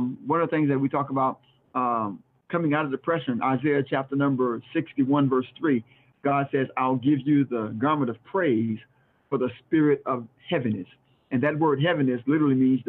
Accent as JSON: {"language": "English", "region": "South Florida", "country": "United States", "moved": "yes", "lives_now": "York, United States", "said": "I'm from South Florida"}